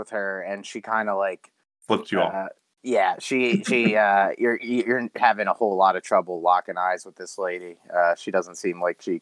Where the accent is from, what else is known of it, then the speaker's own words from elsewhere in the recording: Texas, United States; I'm from Texas, but I suppose we can play that.